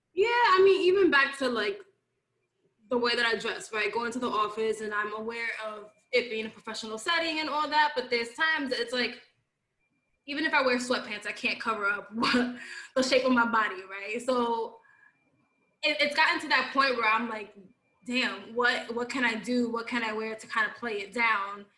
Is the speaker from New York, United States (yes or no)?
yes; New York City, New York, United States; I grew up in the Bronx.